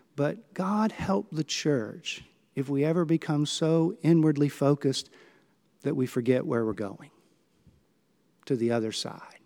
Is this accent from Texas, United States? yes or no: yes; Gulf Coast of Texas, United States; I grew up on the Gulf Coast of Texas, sailing in Galveston on Clear Lake out into the Gulf